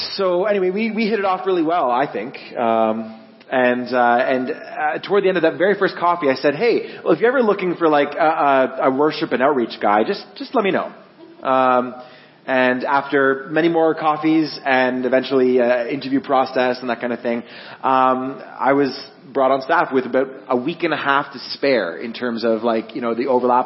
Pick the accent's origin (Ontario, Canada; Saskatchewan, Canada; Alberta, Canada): Ontario, Canada; Guelph; I'm born and raised in Guelph.